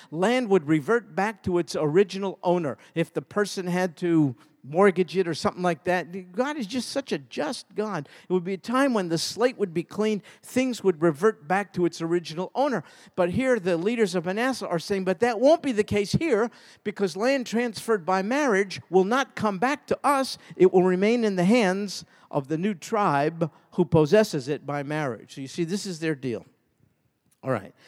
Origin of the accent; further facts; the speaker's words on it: New York, United States; when I was a kid growing up in New York